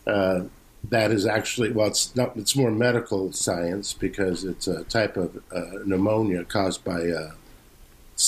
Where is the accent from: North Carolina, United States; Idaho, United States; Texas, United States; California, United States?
California, United States; La Mirada; growing up in La Mirada, which is like kind of near Whittier and Fullerton